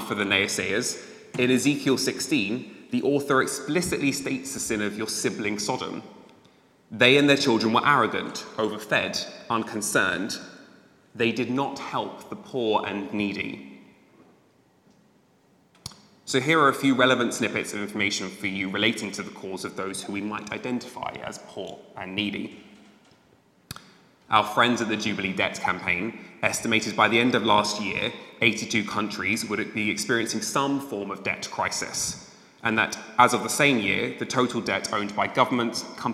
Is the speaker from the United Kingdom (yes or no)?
yes; United Kingdom; As a British gay man